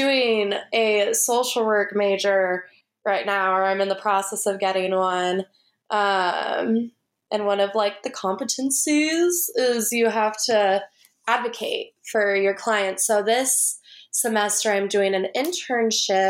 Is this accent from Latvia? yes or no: no; Phoenix, Arizona, United States; also born or lived in Flagstaff, Arizona; I grew up in Phoenix